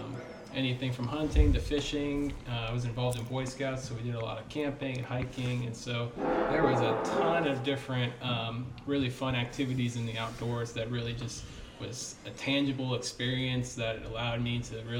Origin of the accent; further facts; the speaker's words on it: Texas, United States; I grew up in Texas with my family